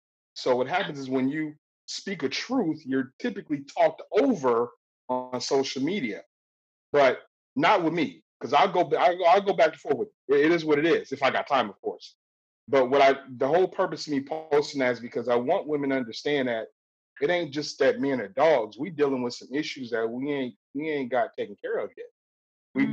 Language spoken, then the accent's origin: English; Compton, California, United States; growing up in Compton